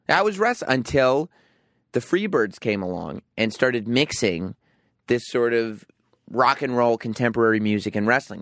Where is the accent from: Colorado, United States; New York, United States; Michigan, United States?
New York, United States; also born or lived in England; I grew up in New York and spent a few years in England